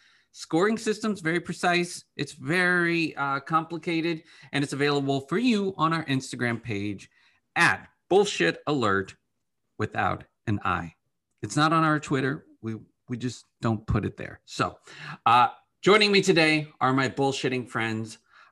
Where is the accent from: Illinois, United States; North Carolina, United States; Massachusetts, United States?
Illinois, United States; accent: Southern Illinois; It's because I'm trying to hide my Southern Illinois accent.